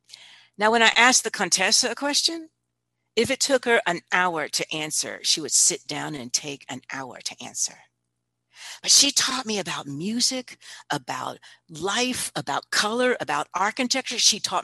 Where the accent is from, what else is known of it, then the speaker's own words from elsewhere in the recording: Palermo, Sicily, Italy; I have a book that I've written, a book of stories. And they're all stories of when I grew up in Italy.